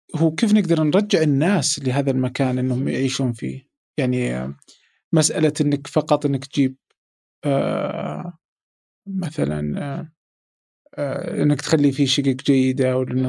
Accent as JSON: {"language": "Arabic", "country": "Saudi Arabia", "said": "عندنا في السعودية"}